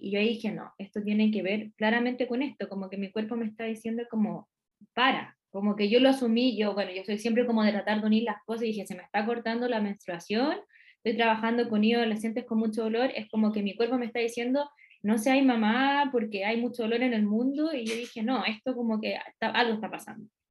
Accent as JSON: {"language": "Spanish", "town": "Santiago", "region": "Santiago Metropolitan Region", "country": "Chile", "also_born_or_lived": "Curicó", "moved": "as an adult", "said": "yo soy de Santiago"}